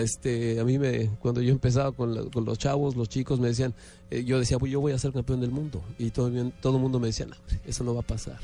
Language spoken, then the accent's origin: Spanish; Mexico; los momentos propios como mexicano